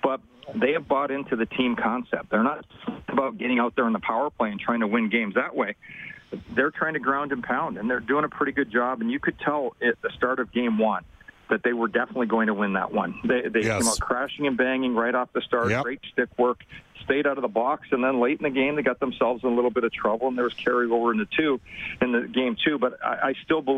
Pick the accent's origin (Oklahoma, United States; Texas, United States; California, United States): Texas, United States; Dallas; my hometown of Dallas